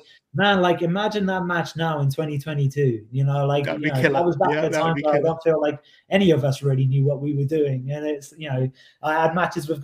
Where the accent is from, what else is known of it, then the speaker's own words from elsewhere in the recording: Oxford, South East England, United Kingdom; my hometown of Oxford